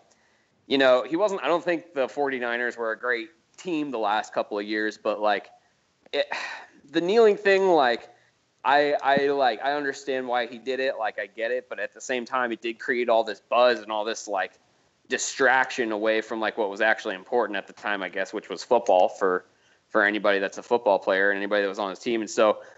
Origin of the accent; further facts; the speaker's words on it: Montana, United States; I'm from Montana